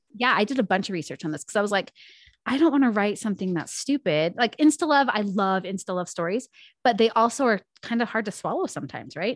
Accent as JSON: {"language": "English", "town": "Spokane", "region": "Washington", "country": "United States", "tie": "born or raised there", "moved": "yes", "lives_now": "North Idaho, United States", "said": "I was born and raised in Spokane, Washington."}